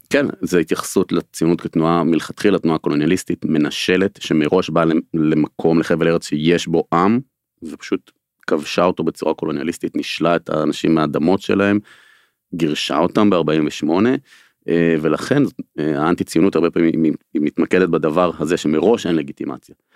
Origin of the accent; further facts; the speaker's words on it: Israel; אני גם נולדתי בקיבוץ של השומר הצעיר של הקיבוץ הארצי הקיבוץ הראשון של השומר הצעיר